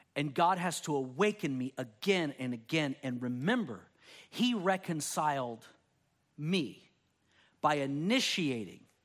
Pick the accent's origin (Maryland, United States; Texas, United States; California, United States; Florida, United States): Texas, United States; Me growing up in Texas, there were colloquialisms and ways that I said things